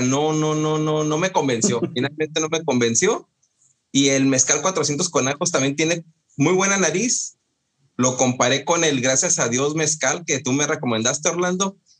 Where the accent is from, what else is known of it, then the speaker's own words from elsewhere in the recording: Encarnación de Díaz, Jalisco, Mexico; moved away; mi pueblo, a, La Chona